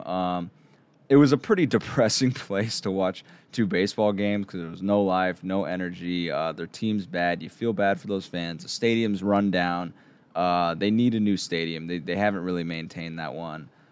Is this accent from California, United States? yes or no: yes; San Diego, California, United States; I grew up in San Diego